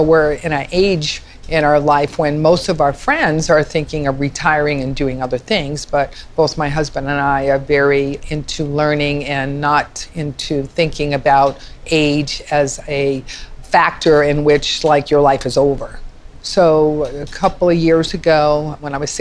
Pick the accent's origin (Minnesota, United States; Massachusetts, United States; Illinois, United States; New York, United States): Massachusetts, United States; now in Thousand Oaks, United States; I'm from Massachusetts